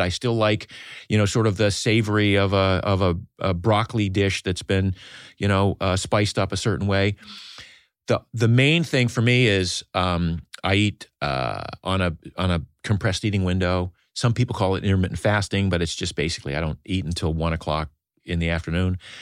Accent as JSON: {"language": "English", "region": "Maine", "country": "United States", "tie": "born or raised there", "said": "I grew up in Maine in a small fishing village"}